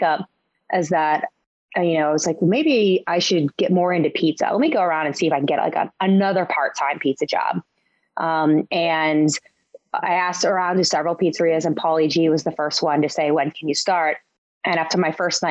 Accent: Dayton, Ohio, United States; now in New York, United States; I grew up in Dayton, Ohio.

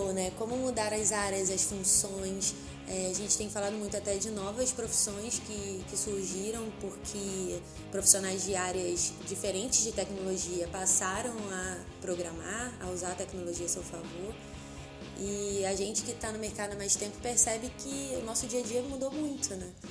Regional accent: Rio de Janeiro, Brazil; a gente, como carioca

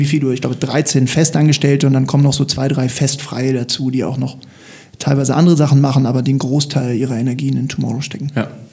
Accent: Hamburg, Germany; also born or lived in Lüneburg; Ich bin Hamburger, ich bin tatsächlich hier groß geworden

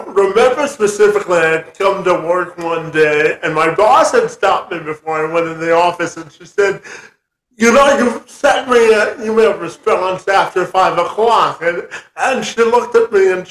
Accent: Canada; I'm Canadian

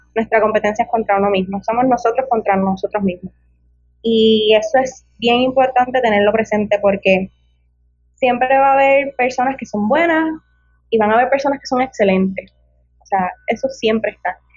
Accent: Ponce, Puerto Rico; yo tengo 23 años y soy natural del pueblo de La Quenepa, de Ponce

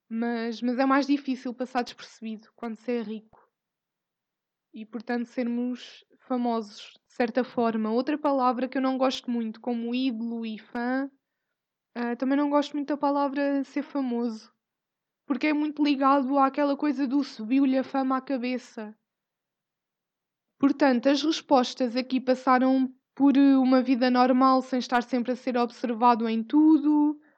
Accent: Portugal; Nós somos portugueses, ou seja, velhas numa aldeia que comentam tudo e sabem de tudo.

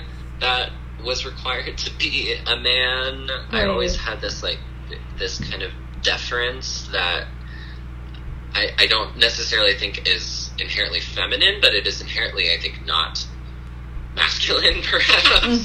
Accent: the South, United States; And, you know, I mentioned I grew up in the South, and I'm sure it's semi-universal, but also probably, you know, totally cultural.

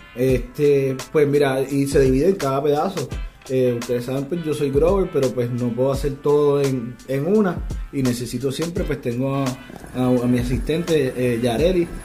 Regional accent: Puerto Rico; trabajé fuera de Puerto Rico, en industrias legales, volví a la isla porque entendía que había un potencial de, crecimiento aquí que no tenía en otras partes y estoy aportando a, mi economía en mi país

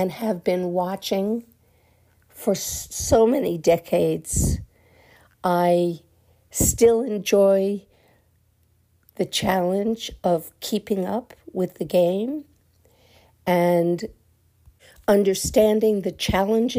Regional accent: New York, United States; now in Portland, United States; Growing up in New York, surrounded by music and art

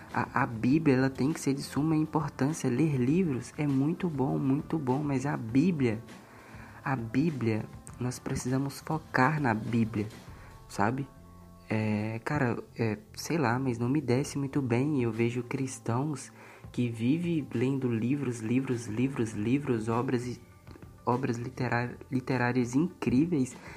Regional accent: Timóteo, Minas Gerais, Brazil; now in Santana do Paraíso, Brazil; eu nasci em Minas Gerais, em Timóteo, atualmente eu moro em Santana do Paraíso

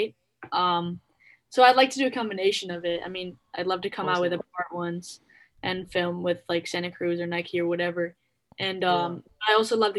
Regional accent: Netherlands; born or raised there

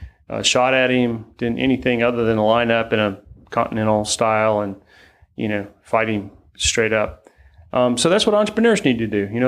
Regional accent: Charleston, South Carolina, United States; now in Greenville, United States; I grew up in Charleston, lived in Greenville for 36 years

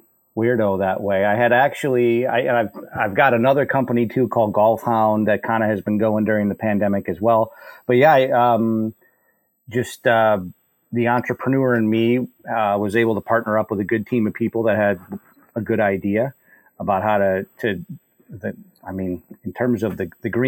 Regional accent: Buffalo, New York, United States; now in Raleigh, United States; I grew up in Buffalo, New York

